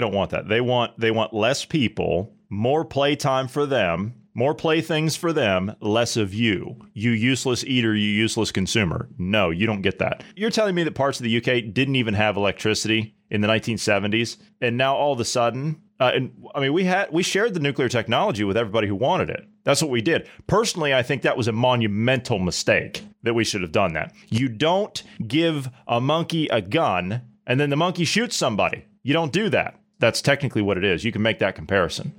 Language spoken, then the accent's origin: English; United States; As an American